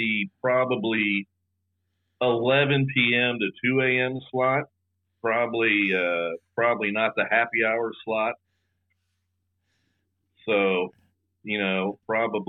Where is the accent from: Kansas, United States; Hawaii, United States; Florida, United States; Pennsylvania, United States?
Kansas, United States; Topeka; I grew up in North Topeka, which was a little bit more rural.